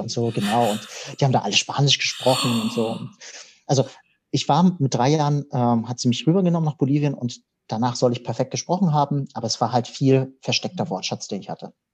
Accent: Hamburg, Germany; moved away as an adult; now in Konstanz, Germany; ich bin direkt im Zentrum von Hamburg aufgewachsen

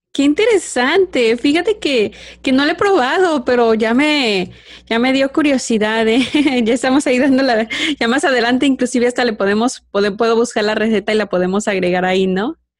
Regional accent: Michoacán, Mexico; yo soy de Michoacán, ¿verdad? Michoacán, México

